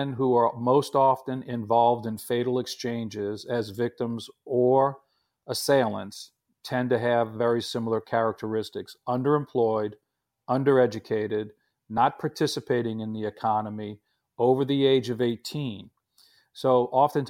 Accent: New Orleans, Louisiana, United States; my hometown of New Orleans

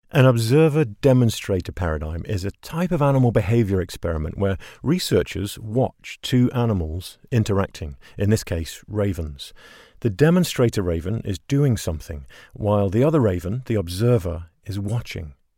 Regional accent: England, United Kingdom; moved away as an adult; now in Seattle, United States; Growing up in England

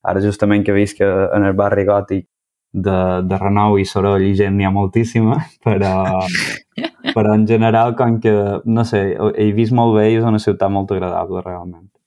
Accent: Manacor, Balearic Islands, Spain; moved away as an adult; now in Barcelona, Spain; Jo soc de, de Manacor

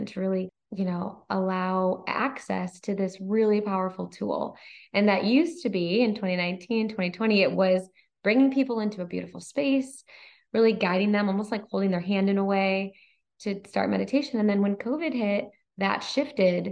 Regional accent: Michigan, United States; moved away; our Michigan roots, we're both from Michigan

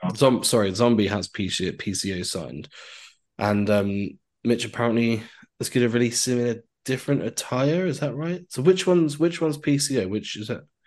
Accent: Cornwall, South West England, United Kingdom; Being a being a Cornish boy

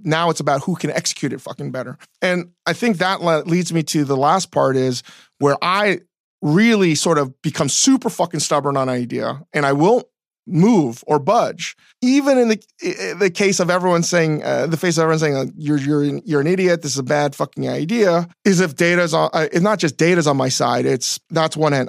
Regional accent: DC area, Northern Virginia, United States; growing up in Northern Virginia, D C area

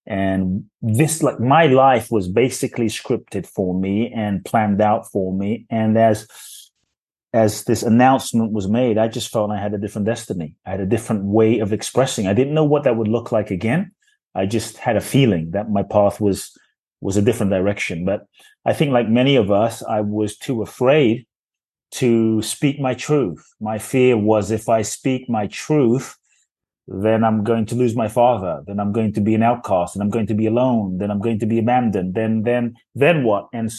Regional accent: London, United Kingdom; also born or lived in Ghana; I was born in Ghana, West Africa. Excuse me. My father's from Ghana. My mother's Japanese. I grew up in London.

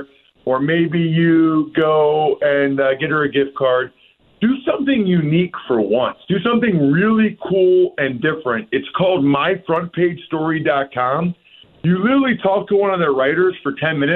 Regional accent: Reading, Pennsylvania, United States; my hometown of Reading, Pennsylvania

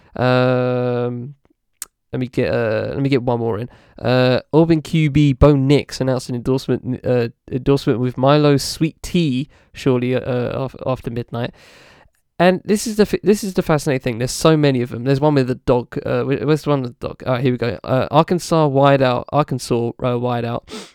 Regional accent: United Kingdom; as a British person

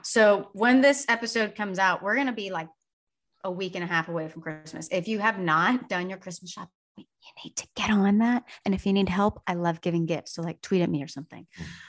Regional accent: Sugar Land, Texas, United States; the Sugarland Skeeters because that's my hometown

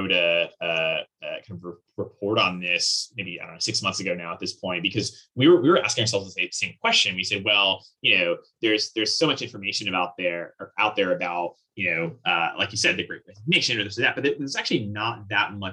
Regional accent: Vernon, New Jersey, United States; I grew up in actually kind of a really interesting town. So the town's called Vernon. It's in the northwesternmost county of New Jersey.

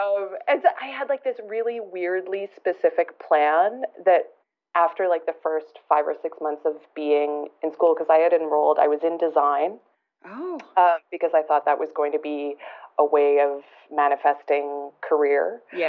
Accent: Alberta, Canada; also born or lived in moved around a lot; I'm originally from Alberta, but I've moved around a lot.

